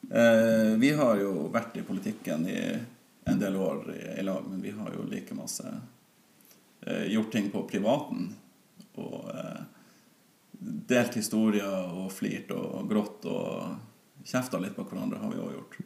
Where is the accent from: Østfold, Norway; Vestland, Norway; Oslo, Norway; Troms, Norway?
Troms, Norway; Sørreisa; der jeg vokste opp i eh, sus og dus på Forøya i Sørreisa